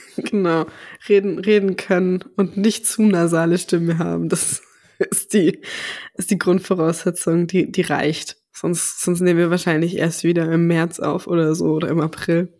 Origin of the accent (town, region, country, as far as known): Southern Germany, Germany